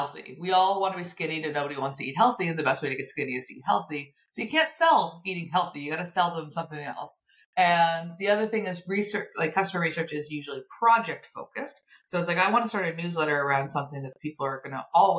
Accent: Nova Scotia, Canada; I'm from Nova Scotia, so we're both in Canada.

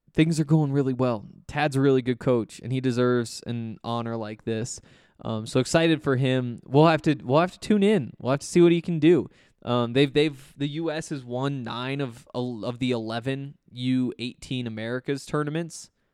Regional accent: Montana, United States; I'm from Montana

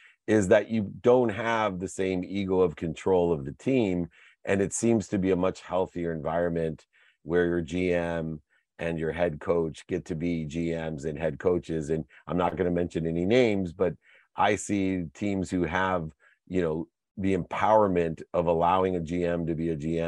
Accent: San Diego, California, United States; I'm from San Diego

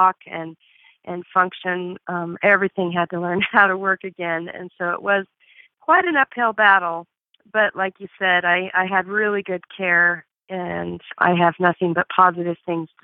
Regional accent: Bozeman, Montana, United States; I'm from Bozeman, Montana

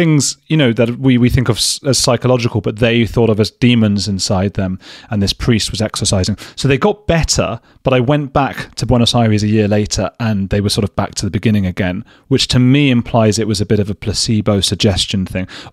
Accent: Watford, East of England, United Kingdom; I'm from Watford, just outside London.

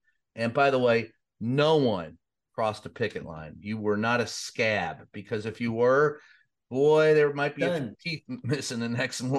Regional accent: Louisville, Kentucky, United States; my hometown of Louisville, Kentucky. I can't even say my own town anymore.

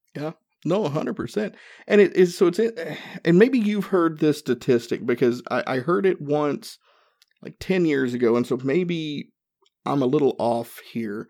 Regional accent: Northeast Tennessee, United States; I grew up in Northeast Tennessee

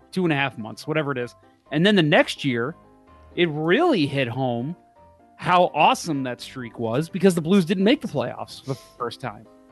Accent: St. Charles, Missouri, United States; I grew up in Saint Charles, so, uh, I know the area well

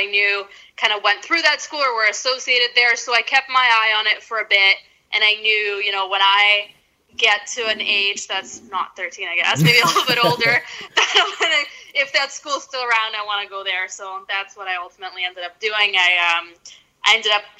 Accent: Ukraine; now in Canada; I was born in Ukraine.

